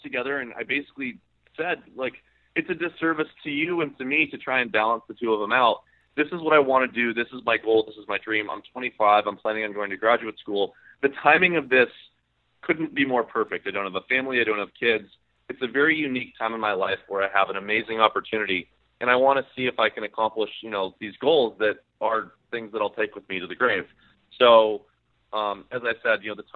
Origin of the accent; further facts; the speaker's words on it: California, United States; I'm from California.